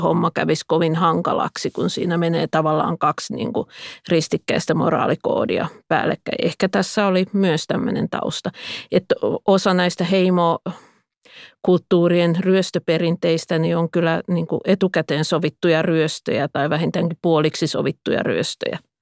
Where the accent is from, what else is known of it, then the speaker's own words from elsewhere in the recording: Pispala, Pirkanmaa, Finland; parhaimmillaan lapsuudessani Pispalassa